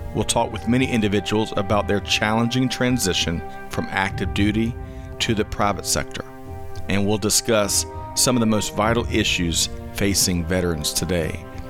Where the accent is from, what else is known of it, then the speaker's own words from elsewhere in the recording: Aiken, South Carolina, United States; I was from Aiken, South Carolina when I mm. joined the Air Force.